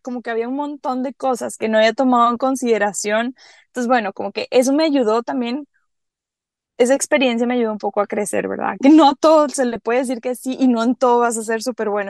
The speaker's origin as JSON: {"language": "Spanish", "area": "Caribbean coast of Costa Rica", "region": "Limón", "country": "Costa Rica", "tie": "born or raised there", "said": "¿dónde nacimos? En la costa del Caribe, somos de Costa Rica"}